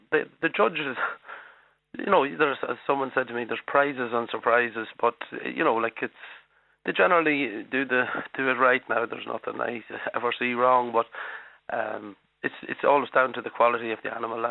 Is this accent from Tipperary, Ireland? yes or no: no; Arva, County Cavan, Ireland; I'm from Arva, County Cavan, so my local show is actually in Arva here